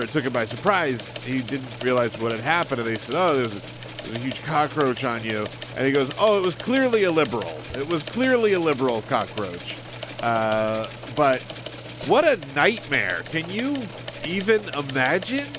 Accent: South Carolina, United States; when I was growing up in South Carolina

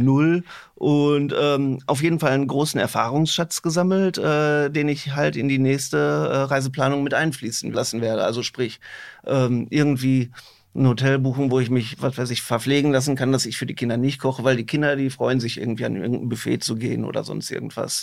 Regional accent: Herne, North Rhine-Westphalia, Germany; ich komme auch selber aus Wanne Eickel.

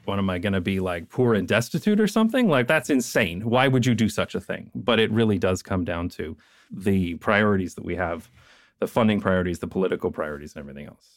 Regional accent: Canada; moved away; because I am Canadian

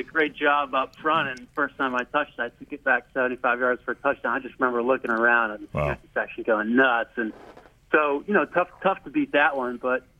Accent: Loveland, Colorado, United States; You know, I grew up in Loveland, Colorado, just a stone's throw away from Boulder.

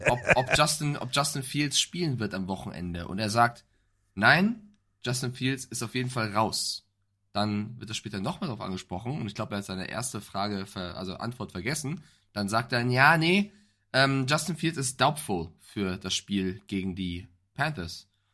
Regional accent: Frankfurt, Hesse, Germany; ich als Frankfurter

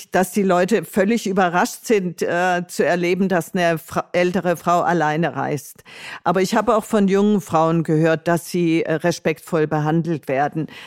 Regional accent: Tuttlingen, Baden-Württemberg, Germany; mit dem E-Bike von meiner Heimatstadt Tuttlingen in Baden-Württemberg an der Donau entlang bis zu ihrer Mündung ins Schwarze Meer zu reisen.

